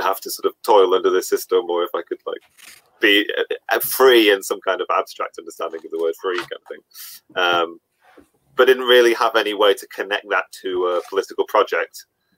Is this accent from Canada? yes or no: no; Bolton, North West England, United Kingdom; I grew up in Bolton